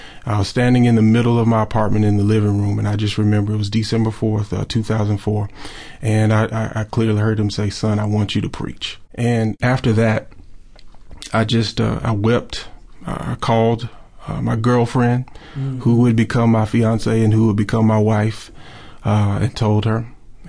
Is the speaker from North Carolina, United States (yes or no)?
no; Pearl, Mississippi, United States; I was born and raised in Pearl, Mississippi. My home.